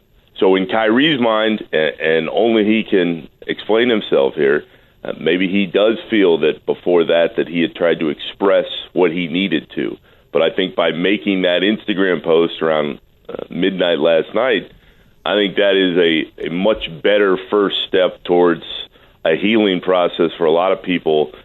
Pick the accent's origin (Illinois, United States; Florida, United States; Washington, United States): Florida, United States; Orlando; growing up in Orlando